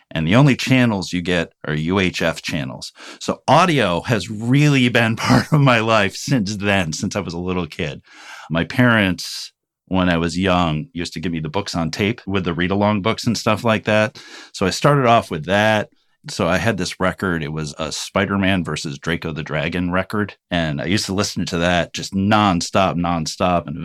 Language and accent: English; New York, United States; also born or lived in Urbana, Illinois; So so I was born in Urbana, Illinois. We moved from there to Rome, New York. I've lived all over New York. I lived in Rome, Madison, usually little small towns